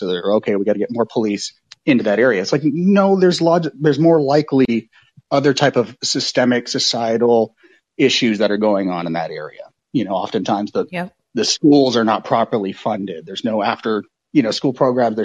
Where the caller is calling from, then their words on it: Oakland, California, United States; I'm calling from Oakland, California